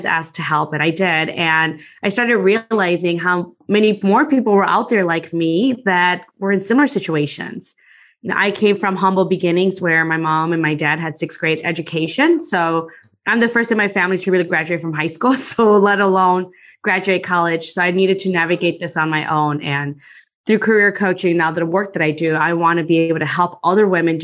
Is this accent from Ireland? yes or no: no; Guatemala; now in Chicago, United States; I'm from Guatemala. So I was born there and then I came to the US and been living in Chicago now for close to 30 years or so